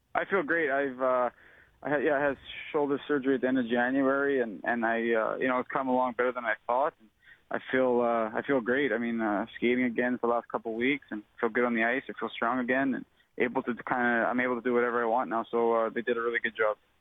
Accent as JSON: {"language": "English", "country": "Canada", "said": "I'm obviously a Canadian boy"}